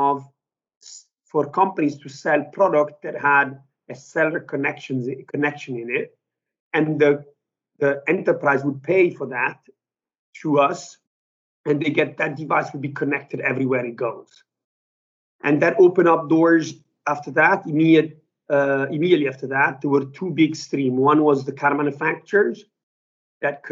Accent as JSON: {"language": "English", "country": "Italy", "tie": "born or raised there", "also_born_or_lived": "United Kingdom", "moved": "as an adult", "lives_now": "New York, United States", "said": "So I'm originally Italian. I grew up in Italy."}